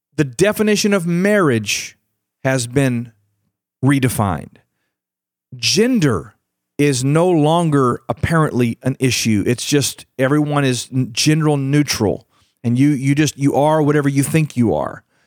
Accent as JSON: {"language": "English", "country": "United States", "said": "my country, America"}